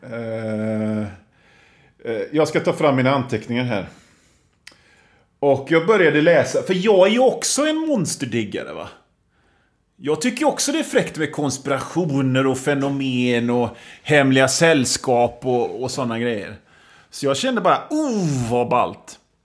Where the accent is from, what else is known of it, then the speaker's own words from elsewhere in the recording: Gothenburg, Västra Götaland, Sweden; Som göteborgare så gottar man ju sig i det